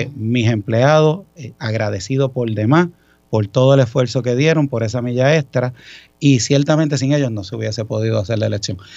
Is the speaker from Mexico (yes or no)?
no; Ponce, Puerto Rico; Pues yo soy ponceño, orgulloso ponceño de corazón